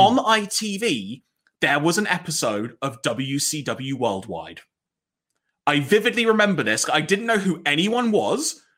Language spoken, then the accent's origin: English; London, United Kingdom; I grew up in North London